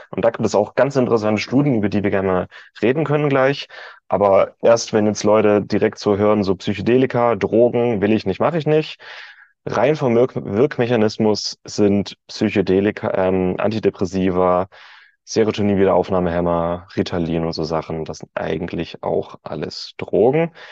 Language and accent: German; Germany; als Deutscher